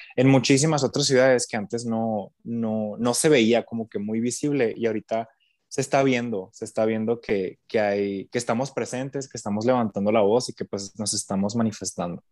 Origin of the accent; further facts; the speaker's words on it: Nogales, Sonora, Mexico; Pues yo no soy de Hermosillo, yo soy de acá de, de Nogales.